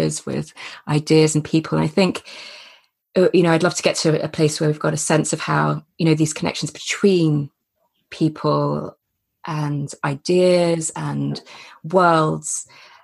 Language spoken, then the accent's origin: English; Gloucestershire, South West England, United Kingdom; I grew up in Gloucestershire in the countryside.